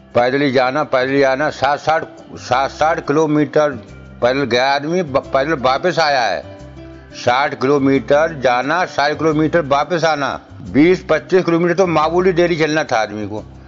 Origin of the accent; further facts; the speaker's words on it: India; moved away as an adult; now in Delhi, India; ग्राम दघारी के रहने वाले हैं डिस्ट्रिक्ट जिला बधाइयों के